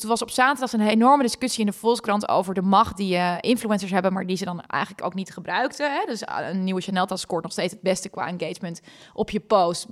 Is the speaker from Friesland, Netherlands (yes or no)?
yes; Friesland, Netherlands; moved away; ben ik gewoon een Fries mega kneuterig meisje